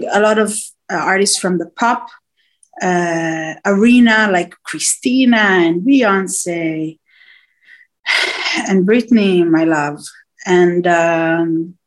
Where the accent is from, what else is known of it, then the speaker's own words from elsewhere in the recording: Israel; also born or lived in Nigeria; I was from Israel, so all the accents and the cultures